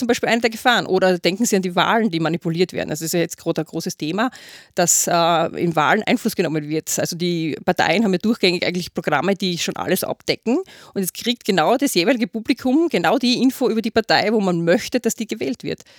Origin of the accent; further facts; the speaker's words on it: Austria; bei uns in Österreich